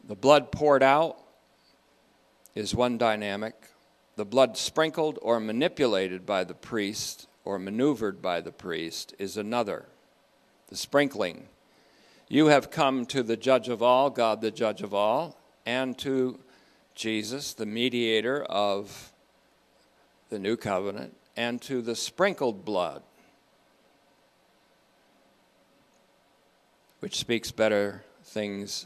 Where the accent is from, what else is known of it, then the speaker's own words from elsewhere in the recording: Vermont, United States; also born or lived in Hoosick Falls, New York; I grew up in Vermont after being born in New York State. Hoosick Falls, also known as Whiskey Falls